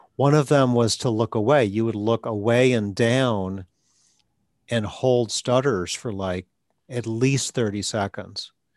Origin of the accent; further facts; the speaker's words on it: Wisconsin, United States; moved away; also born or lived in Atlanta; I'm from Wisconsin